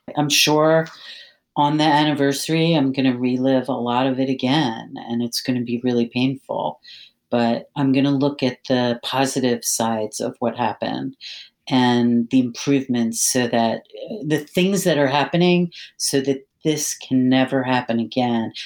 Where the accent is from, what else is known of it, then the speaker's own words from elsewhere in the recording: Philadelphia, Pennsylvania, United States; moved away as an adult; also born or lived in Maryland; now in Washington, D.C. area, United States; I, I, was born and raised in Philadelphia